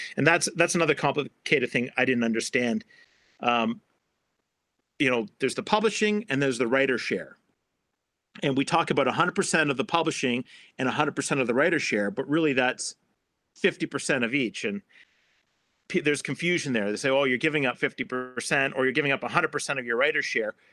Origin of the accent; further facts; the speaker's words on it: Canada; I'm a Canadian